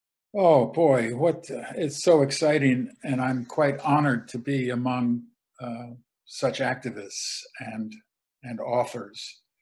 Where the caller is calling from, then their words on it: Ann Arbor, Michigan, United States; I'm speaking from Ann Arbor, Michigan, near to Canada